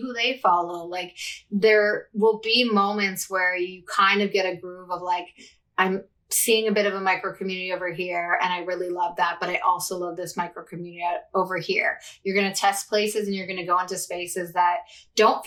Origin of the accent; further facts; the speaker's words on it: Canada; also born or lived in Toronto, Canada; I'm Canadian, based in Toronto, Canada.